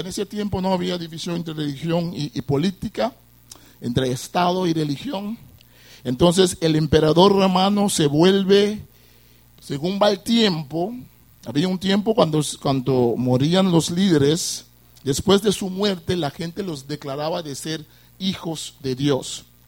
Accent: Curaçao; vengo de la isla de Curazao, una isla caribense como ustedes

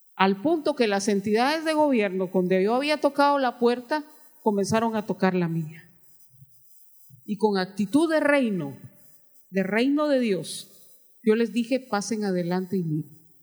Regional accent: Guatemala; entré a trabajar a, tribunales de justicia en mi país

